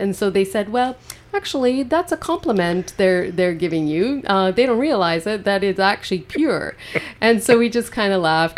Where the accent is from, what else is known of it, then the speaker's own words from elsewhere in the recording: Golden, British Columbia, Canada; I was born and raised in Golden